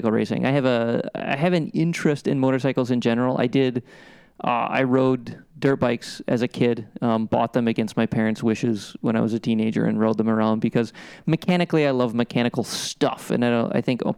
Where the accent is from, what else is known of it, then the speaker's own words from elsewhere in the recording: Midwest, United States; growing up in the Midwest in the 80s